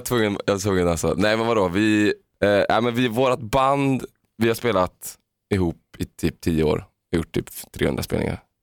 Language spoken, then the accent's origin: Swedish; Uddevalla, Västra Götaland, Sweden; jag är en arbetarklassunge från Uddevalla